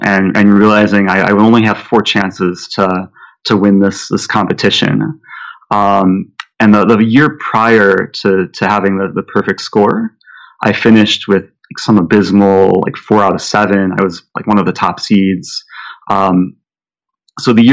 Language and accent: English; Skokie, Illinois, United States; the village of Skokie, my hometown